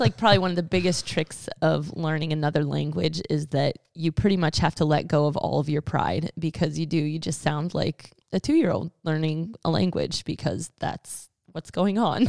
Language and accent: English; United States; us as American English-speaking Christians